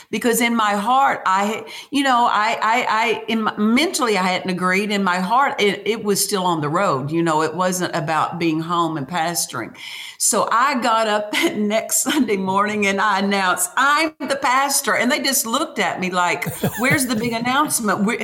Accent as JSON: {"language": "English", "region": "Oklahoma", "country": "United States", "tie": "born or raised there", "said": "my dad was a cotton and wheat farmer there. And I was raised in the Methodist church."}